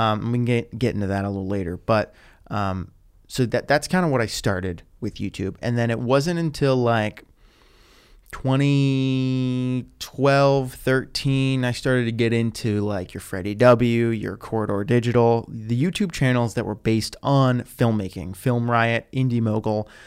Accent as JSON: {"language": "English", "town": "Pittsburgh", "region": "Pennsylvania", "country": "United States", "tie": "born or raised there", "moved": "as an adult", "lives_now": "Los Angeles, United States", "said": "I was still living in my hometown of Pittsburgh after college"}